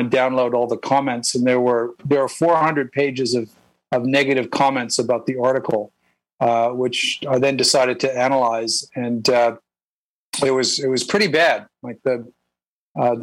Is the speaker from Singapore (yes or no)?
no; Regina, Saskatchewan, Canada; moved away as an adult; also born or lived in Ottawa / United Kingdom; So I'm from Regina, Saskatchewan. I was basically raised there